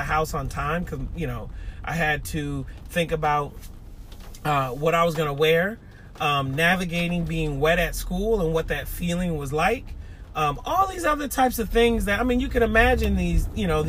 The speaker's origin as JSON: {"language": "English", "town": "Seattle", "region": "Washington", "country": "United States", "tie": "born or raised there", "moved": "yes", "lives_now": "East Point, United States", "said": "my time growing up in Seattle, Washington"}